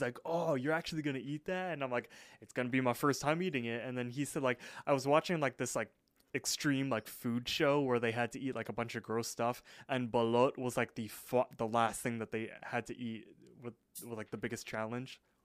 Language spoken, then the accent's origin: English; United States; I'm I'm American